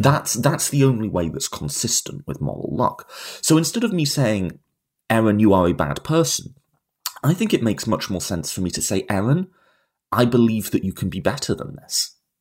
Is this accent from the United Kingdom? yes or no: yes; United Kingdom; moved away as an adult; now in United States; I'm a Brit living in America.